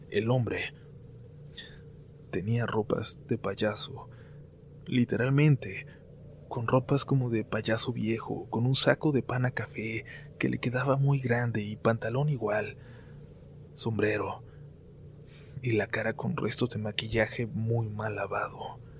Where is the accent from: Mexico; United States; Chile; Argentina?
United States; Arizona; born there; Mis papás son mexicanos, de Sonora, pero mis hermanos y yo nacimos aquí en Arizona.